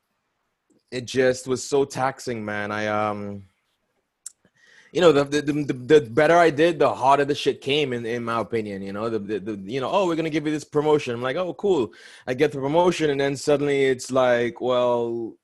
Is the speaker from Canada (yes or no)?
no; Trinidad & Tobago; moved away; also born or lived in New York / Atlanta, Georgia